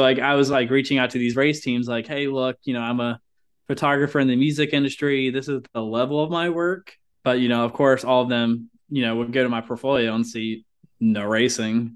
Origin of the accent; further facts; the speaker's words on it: Ohio, United States; moved away; I'm originally from Ohio